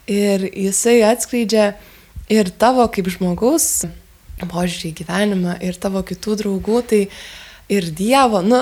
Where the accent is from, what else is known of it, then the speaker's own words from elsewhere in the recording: Lithuania; Ir kai pasakiau, kad iš Lietuvos